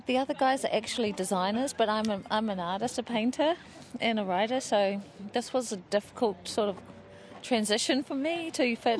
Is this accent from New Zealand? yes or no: yes; New Zealand; Ngāti Rangi, Tūwhare Toa and Whakatoa here.